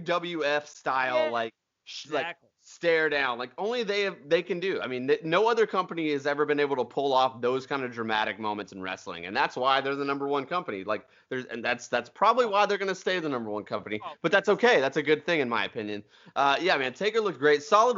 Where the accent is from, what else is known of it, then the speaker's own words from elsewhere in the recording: Nashville, Tennessee, United States; We're from Nashville. You're going to get our opinions. This is the way it works here.